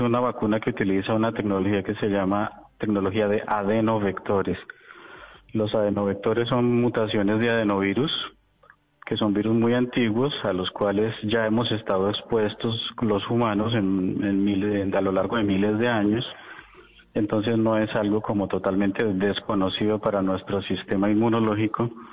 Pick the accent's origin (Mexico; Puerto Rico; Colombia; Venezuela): Colombia; now in Moscow, Russia; yo pues soy tan colombiano como ustedes